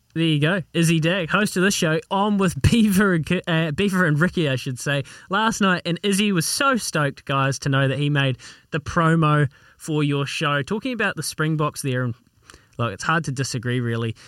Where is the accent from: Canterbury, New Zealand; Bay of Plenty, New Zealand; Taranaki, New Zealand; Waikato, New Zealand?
Canterbury, New Zealand; Leithfield; Leithfield. Of all places, Leithfield.